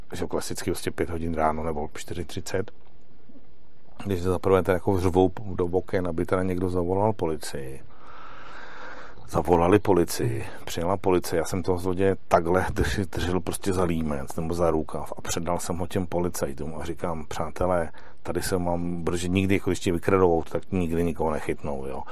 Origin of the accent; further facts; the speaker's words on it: Czechia; já jsem z České republiky